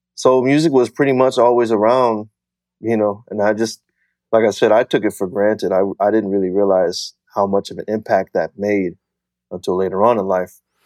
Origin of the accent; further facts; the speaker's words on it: Fort Smith, Arkansas, United States; also born or lived in Wichita Falls, Texas; I was born in Wichita Falls, Texas, and I moved to Fort Smith, Arkansas when I was about two years old